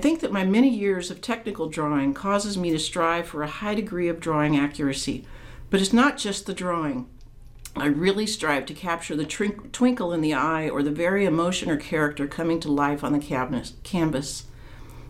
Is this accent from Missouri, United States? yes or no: yes; Kansas City, Missouri, United States; moved away as an adult; also born or lived in Pacific Northwest / Texas Hill Country; now in Texas, United States; I grew up in the Kansas City, Missouri area, then lived 20 years in the Pacific Northwest, and currently reside in the Texas Hill Country